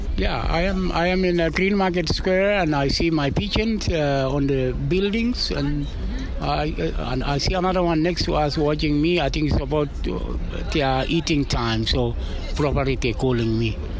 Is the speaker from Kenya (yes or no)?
yes; Kapsabet, Nandi County, Kenya; moved away; I come from Nandi in Kapsabet